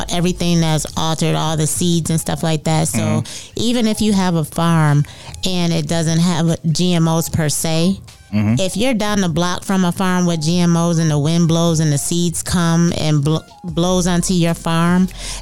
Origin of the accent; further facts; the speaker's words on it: Syracuse, New York, United States; I'm from Syracuse, New York